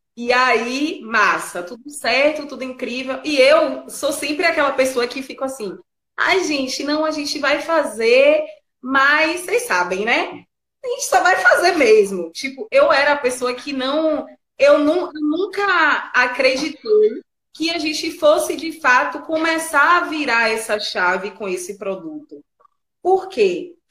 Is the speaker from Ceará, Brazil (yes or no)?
no; Bahia, Brazil; A gente é baiano, né? E a gente é baiano, é preto.